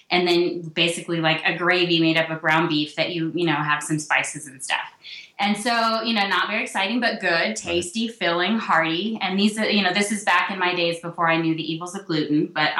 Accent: the South, United States; I grew up in the South

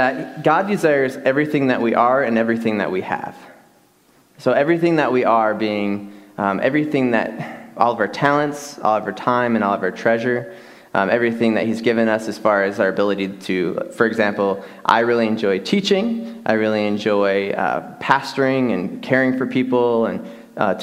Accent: Michigan, United States; now in West Texas, United States; Growing up in Michigan, I grew up in a home that I had a stepfather who was kind of very, very distant

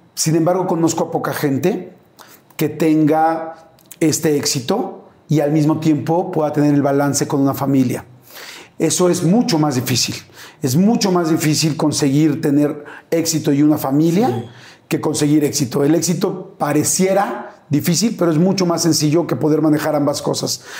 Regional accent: Mexico; soy mexicano

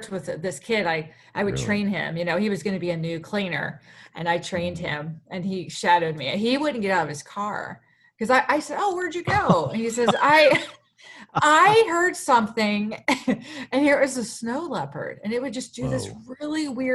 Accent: Pennsylvania, United States; I was from Pennsylvania

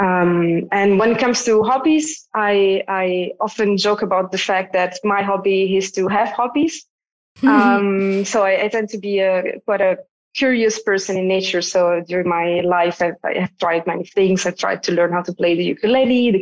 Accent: Como, Lombardy, Italy; moved away as an adult; also born or lived in Milan, Italy / Zurich, Switzerland; I was born in the northern part of Italy, where I grew up, in the neighborhoods of a very small city called Como.

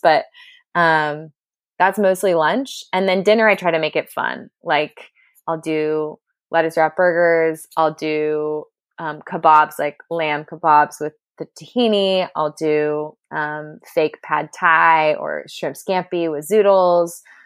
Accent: Southern California, United States; I'm from California. I'm a SoCal girl who grew up at the beach

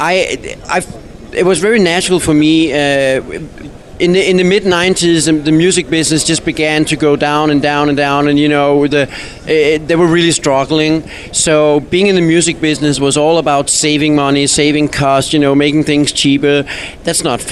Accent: Denmark; moved away; I come from Denmark, a very small little country that nobody comes from.

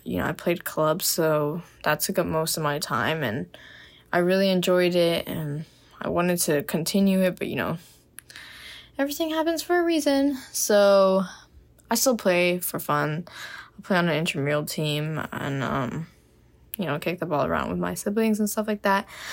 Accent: Miami, Florida, United States; moved away as an adult; now in Gainesville, United States; I am from Miami, Florida

